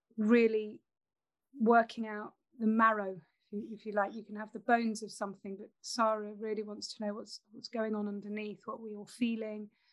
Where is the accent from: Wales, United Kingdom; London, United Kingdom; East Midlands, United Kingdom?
East Midlands, United Kingdom; Nottingham; I grew up in Nottingham